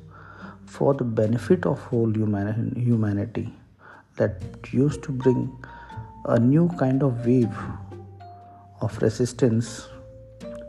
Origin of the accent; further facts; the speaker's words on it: India; I am an Indian